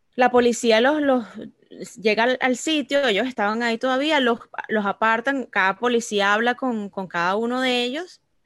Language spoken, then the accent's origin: Spanish; Venezuela; now in United States; uno como, como venezolano que ve aquí